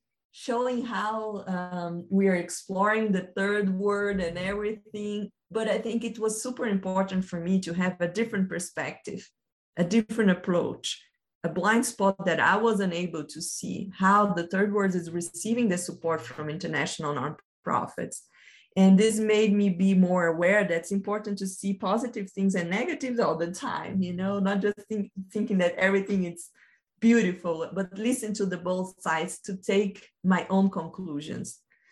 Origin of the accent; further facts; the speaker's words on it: Brazil; English is a second language; now in United States; I came from Brazil, stayed 6 years here in the United States, and my next journey will be in Australia.